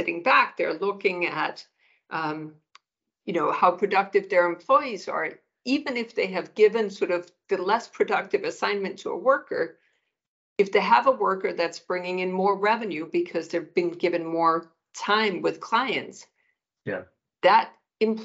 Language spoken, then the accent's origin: English; Denmark; moved away as an adult; now in United States; I'm born and raised in Denmark